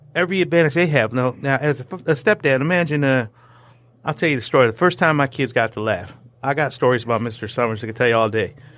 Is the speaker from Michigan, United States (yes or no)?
yes; Troy, Michigan, United States; I grew up in Troy